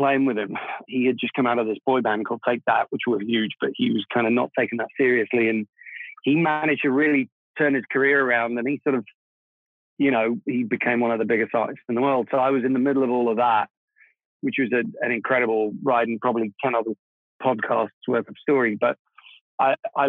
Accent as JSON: {"language": "English", "region": "London", "country": "United Kingdom", "tie": "born or raised there", "also_born_or_lived": "Prague, Czech Republic", "first_language": "Czech", "second_language": "English", "moved": "yes", "said": "I was born in Prague in what was then Czechoslovakia. We emigrated to London when I was, I think, around about 9 years old. So I'm a double immigrant. I went to England, you know, not speaking English. Czech was my first language. And then I grew up there"}